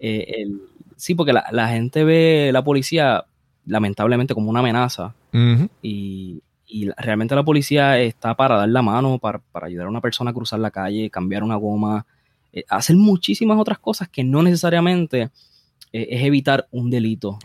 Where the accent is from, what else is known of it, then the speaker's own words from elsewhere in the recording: Bayamón, Puerto Rico; yo, yo nací en Bayamón. Eh, naturalmente, eh, ahora mismo estoy viviendo básicamente donde yo crecí cuando era un niño.